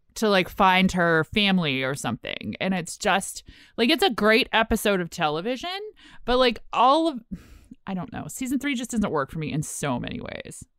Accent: United States; we're American

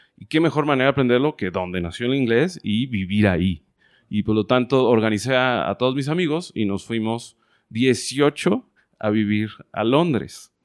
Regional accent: Guadalajara, Jalisco, Mexico; moved away as an adult; also born or lived in Playa del Carmen; nací en Guadalajara, Jalisco, en el 83

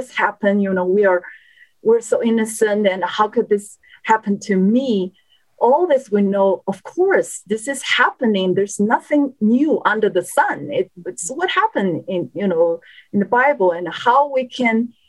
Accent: China; moved away; I was born and raised in China, an atheist country.

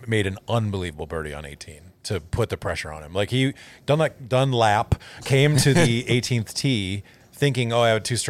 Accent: Montana, United States; accent: Montana; It's the rare instance where my Montana accent comes out.

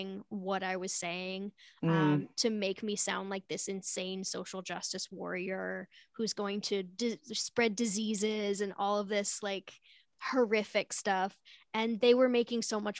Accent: Connecticut, United States; I'm from Connecticut

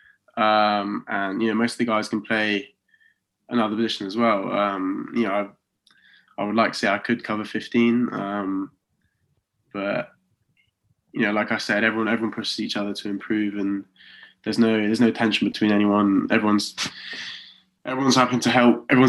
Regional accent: Oxford, South East England, United Kingdom; moved away as an adult; now in Coventry, United Kingdom; So I'm from Oxford, but I'm living in Coventry

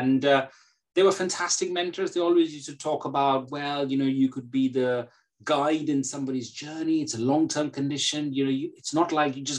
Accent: India; moved away as an adult; now in United Kingdom; I come from India. So it was a very, very typical sort of Asian background at that point of time

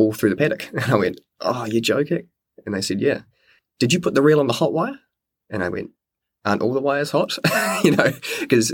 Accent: New Zealand; moved away as an adult; also born or lived in Wellington; now in Te Pahu, New Zealand; originally I was from Nelson and Blenheim. I grew up there

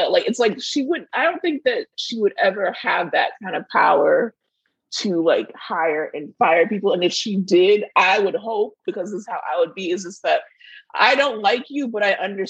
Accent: Florida, United States; But, like, we're from Miami. Like, well, we're close to Miami.

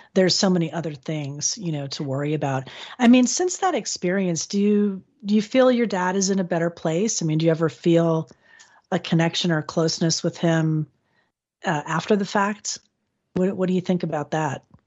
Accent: Florida, United States; my home state of Florida

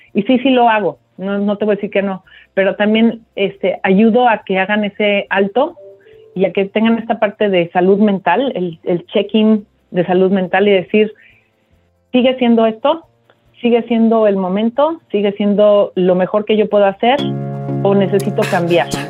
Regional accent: Mexico City, Mexico; moved away as an adult; now in United States; yo soy de la Ciudad de México, eh, prácticamente me, me he desarrollado los últimos los primeros años de mi vida hasta los últimos 10 estuve en, la Ciudad de México

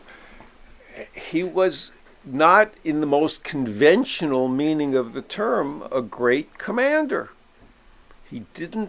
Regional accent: New York, United States; I'm a New Yorker

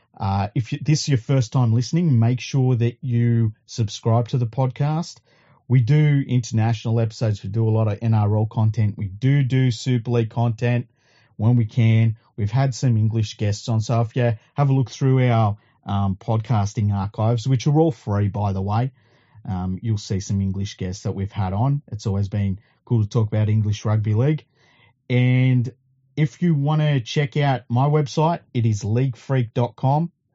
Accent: Australia; as an Australian

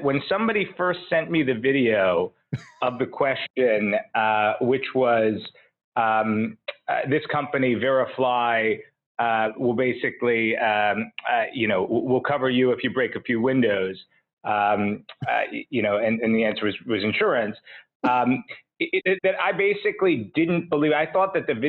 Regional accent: Tenafly, New Jersey, United States; also born or lived in New York; I was born in New York. I grew up in Tenafly, New Jersey

